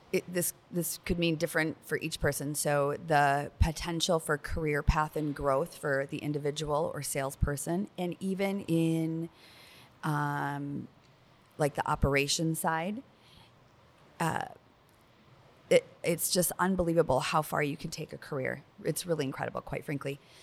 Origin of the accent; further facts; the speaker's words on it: Minnesota, United States; like forty-five minutes from my hometown